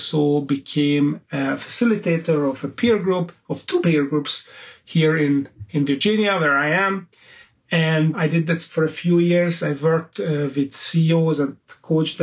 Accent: Budapest, Hungary; moved away as an adult; also born or lived in London; I set up my own investment banking boutique firm in my hometown of Budapest, Hungary

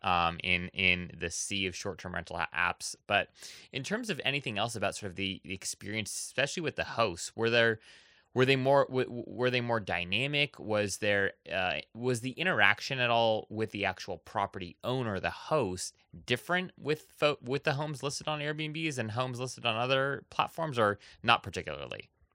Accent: Oahu, Hawaii, United States; I was actually born and raised in Hawaii on the island of Oahu

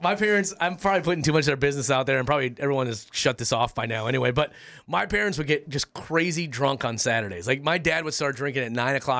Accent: Midwest, United States; we're Germans from the Midwest.

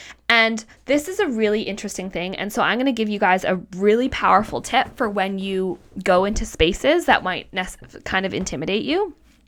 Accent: Canada; also born or lived in Australia; I'm like, I am like from Canada. I live in a city and I used to live in Australia.

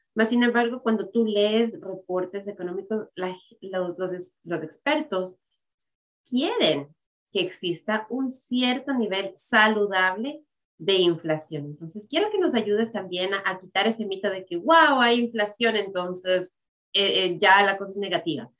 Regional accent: Ecuador; moved away as an adult; yo también habiendo crecido en el Ecuador, habiendo vivido en el Ecuador hasta que tenía 20 años

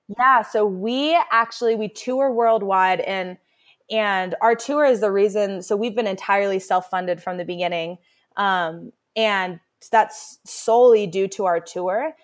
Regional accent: Carbondale, Colorado, United States; growing up in Carbondale

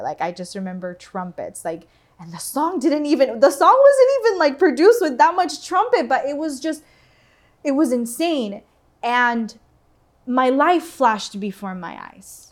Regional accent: Doral, Florida, United States; also born or lived in Venezuela; I grew up in Doral

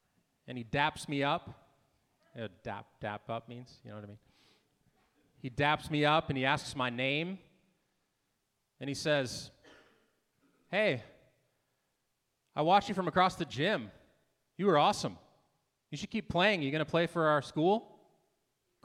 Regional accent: Manville, United States; I come from Manville

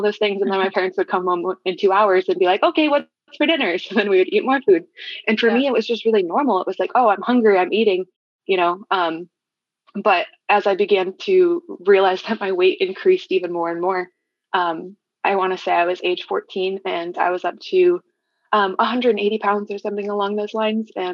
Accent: Flint, Michigan, United States; also born or lived in Ann Arbor, Michigan; I moved from the Ann Arbor area up towards the Flint area when I was around 10

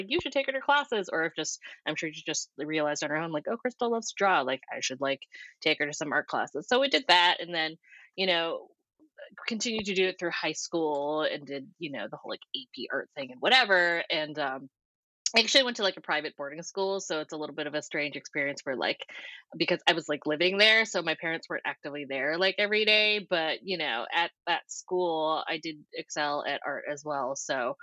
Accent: New Hampshire, United States; moved away as an adult; also born or lived in Scotland; now in Los Angeles, United States; I'm born and raised in New Hampshire

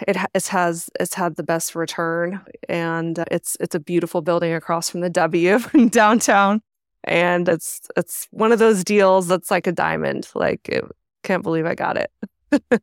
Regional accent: Arizona, United States; I'm actually from Arizona.

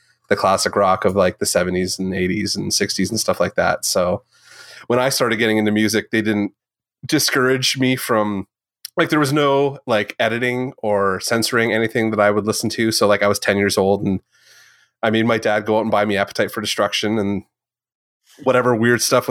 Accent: Southern Ontario, Canada; we grew up in Southern Ontario.

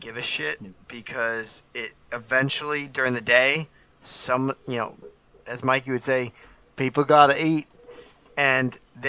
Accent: New Jersey, United States; I'm from New Jersey, or I live here in New Jersey.

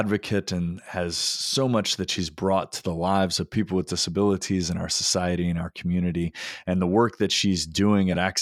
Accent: North Carolina, United States; my home state of North Carolina

